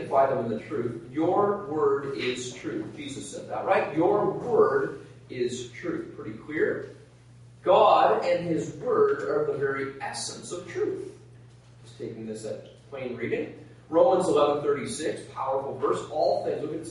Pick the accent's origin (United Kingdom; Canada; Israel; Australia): Canada; Nova Scotia; I'm from Nova Scotia